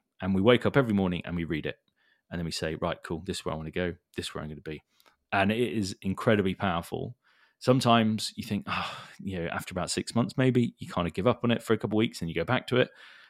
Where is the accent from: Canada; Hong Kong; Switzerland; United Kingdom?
Hong Kong; And I was born in Hong Kong. So that's where I grew up. So lived in like an expat lifestyle.